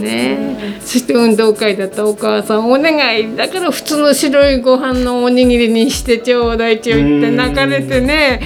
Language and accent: Japanese; Otofuke, Hokkaido, Japan; 私は、ね、音更町の上しけり別とこで23歳までいたんですけどそれから二十歳ぐらいまで音更町